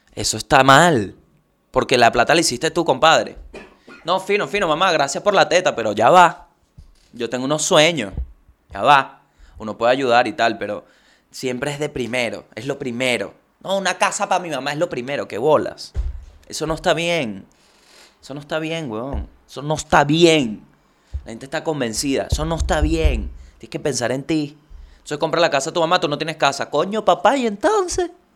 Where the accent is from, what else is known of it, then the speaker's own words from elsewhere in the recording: Venezuela; yo recuerdo que la gente le tiene una fe a la lotería en mi país